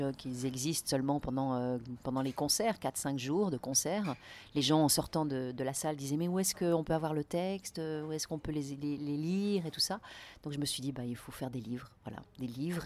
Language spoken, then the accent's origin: French; Lausanne, Vaud, Switzerland; moved away as an adult; now in Paris, France; En Suisse, au bord du lac Léman, à Lausanne.